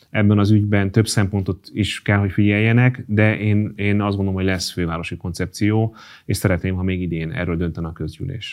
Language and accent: Hungarian; Hungary; magyar vagyok